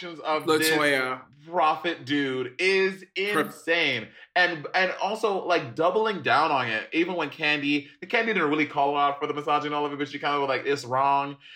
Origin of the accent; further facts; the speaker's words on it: New York, United States; I'm born and raised in New York